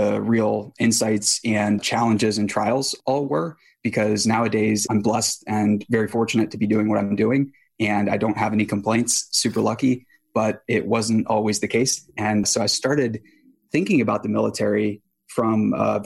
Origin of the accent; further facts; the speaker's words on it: Boonsboro, Maryland, United States; I grew up in a small town in Western Maryland called Boonesboro